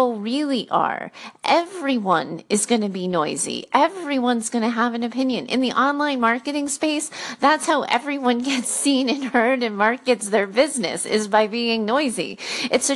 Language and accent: English; Rhode Island, United States; moved away as an adult; also born or lived in Boston; I grew up in Rhode Island.